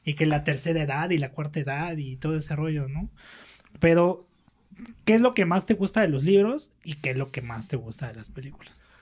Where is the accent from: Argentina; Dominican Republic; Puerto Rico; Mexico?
Mexico; Mexico City; nosotros somos del norte de la Ciudad de México